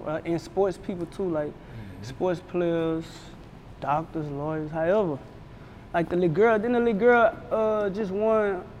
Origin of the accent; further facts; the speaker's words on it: Baton Rouge, Louisiana, United States; I'm from Baton Rouge